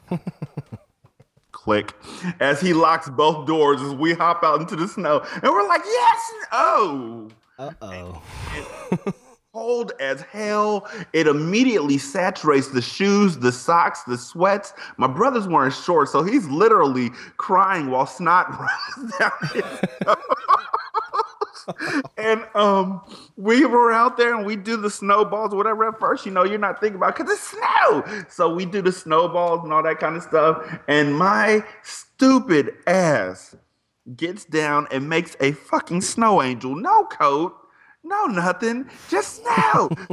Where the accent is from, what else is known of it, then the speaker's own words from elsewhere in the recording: United States; I'm an American